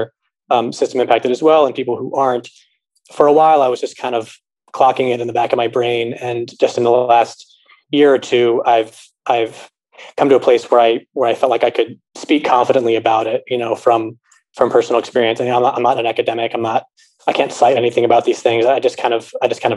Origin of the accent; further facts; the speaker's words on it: Los Angeles, California, United States; also born or lived in New York; now in Chicago, United States; I'm originally from Los Angeles. I live in Chicago now